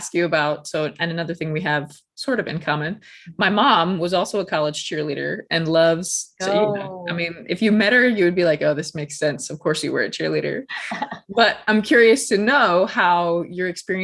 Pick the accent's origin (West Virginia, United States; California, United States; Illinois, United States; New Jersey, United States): Illinois, United States; also born or lived in Florida; growing up in Illinois